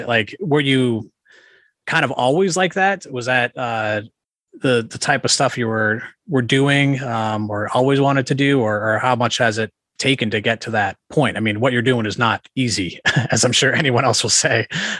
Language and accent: English; Massachusetts, United States; I grew up in Massachusetts, like outside of Worcester. Yeah. So I went to Shepherd Hill and I wasn't very good.